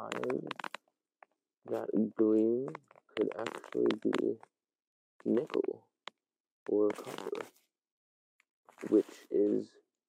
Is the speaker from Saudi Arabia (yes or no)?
no; Pacific Northwest, United States; also born or lived in Belfast, Northern Ireland; I was born in Belfast, Northern Ireland. I moved to the Pacific Northwest whenever I was a couple years old. And I've been here ever since.